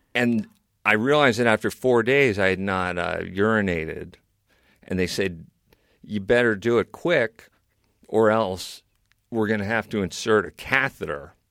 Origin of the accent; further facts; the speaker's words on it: New York City, New York, United States; now in Maine, United States; I was born in New York City.